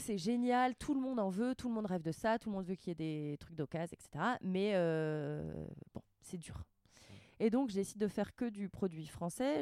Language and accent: French; Rouen, Normandy, France; moved away as an adult; also born or lived in Paris; now in Annecy, France; j'ai grandi en Normandie, mais mes parents sont bretons.